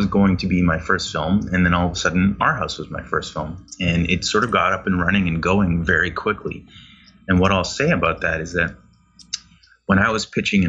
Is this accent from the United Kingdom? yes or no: no; Canada; because I'm Canadian